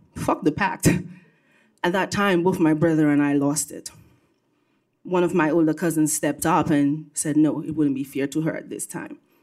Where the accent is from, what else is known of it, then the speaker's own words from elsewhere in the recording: Dominica; also born or lived in Brooklyn, New York; now in New York, United States; I was born and raised on the island of Dominica, not to be confused with the Dominican Republic